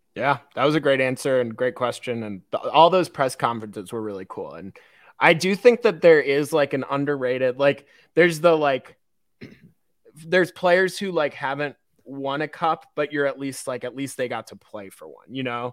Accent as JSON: {"language": "English", "region": "Midwest", "country": "United States", "tie": "born or raised there", "said": "I'm a Midwesterner who grew up on on a river and went to lakes and stuff"}